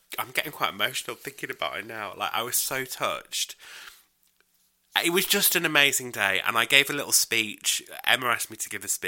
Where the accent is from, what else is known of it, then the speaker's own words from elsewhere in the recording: York, Yorkshire and the Humber, United Kingdom; now in Warwickshire, United Kingdom; I'm from York in North Yorkshire. Yeah, but I live in Warwickshire now